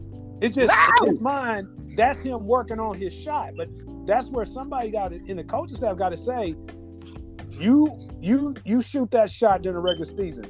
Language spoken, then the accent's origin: English; Houston, Texas, United States; I'm from Houston.